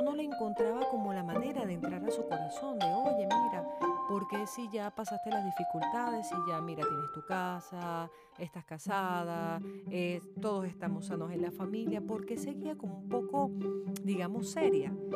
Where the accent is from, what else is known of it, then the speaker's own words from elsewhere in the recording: Venezuela; en Venezuela, en mi país